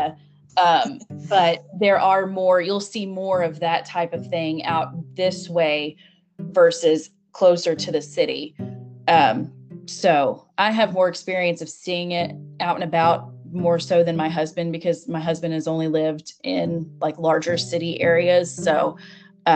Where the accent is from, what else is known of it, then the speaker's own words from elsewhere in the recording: United States; also born or lived in Kentucky; I'm from the United States because my accent